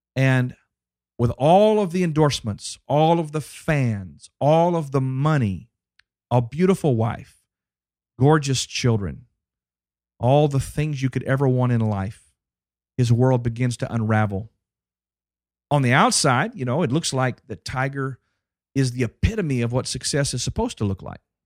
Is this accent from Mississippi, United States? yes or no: no; Dallas, Texas, United States; my hometown